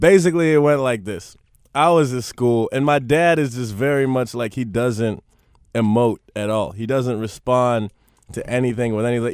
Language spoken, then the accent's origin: English; Miami, Florida, United States; also born or lived in Palm Beach; I was in Miami till the end of middle school and then Palm Beach, which is like an hour north of Miami